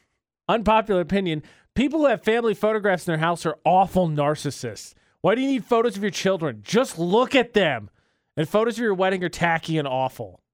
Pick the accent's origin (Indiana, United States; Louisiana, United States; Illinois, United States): Indiana, United States; moved away as an adult; my hometown is up a major interstate. It's I sixty-five in Indiana from Indianapolis